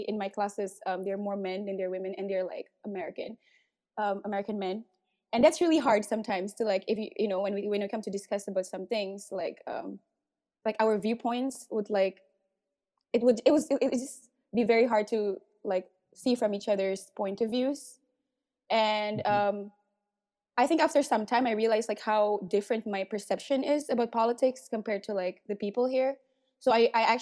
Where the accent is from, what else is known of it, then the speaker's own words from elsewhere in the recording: Kuala Lumpur, Malaysia; I grew up in Malaysia around brickfields.